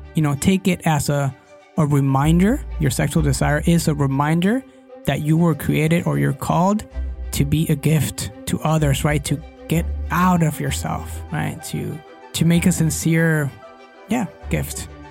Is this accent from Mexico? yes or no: yes; Guadalajara, Jalisco, Mexico; English is a second language; I'm from Guadalajara, Mexico